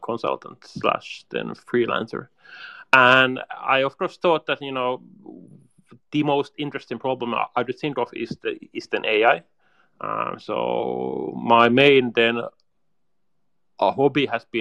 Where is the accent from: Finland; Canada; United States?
Finland; Helsinki, Uusimaa; I'm from Helsinki, Finland. So I'm a Finn